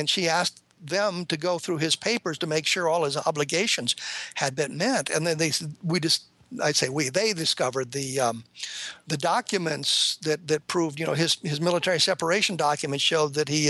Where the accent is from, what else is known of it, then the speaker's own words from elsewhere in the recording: Denver, Colorado, United States; the Denver Broncos, my home team, I grew up in Denver